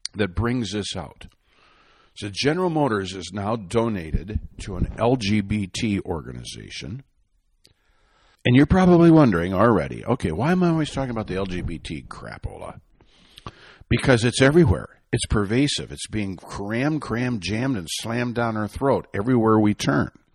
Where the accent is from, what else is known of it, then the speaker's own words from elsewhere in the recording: Michigan, United States; I'm from Michigan